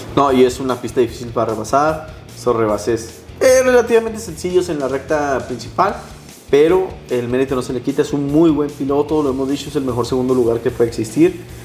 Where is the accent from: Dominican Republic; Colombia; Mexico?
Mexico; como decimos aquí los mexicanos